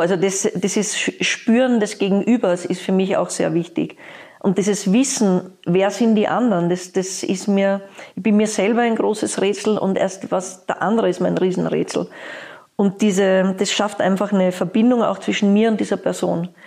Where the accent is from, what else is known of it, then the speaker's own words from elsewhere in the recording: Vienna, Austria; now in Berlin, Germany; ich komme aus Wien